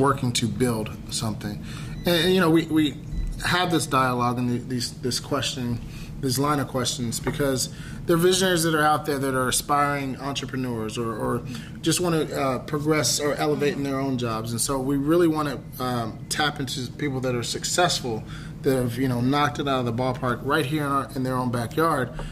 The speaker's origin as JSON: {"language": "English", "town": "Dallas", "region": "Texas", "country": "United States", "said": "we're from Dallas"}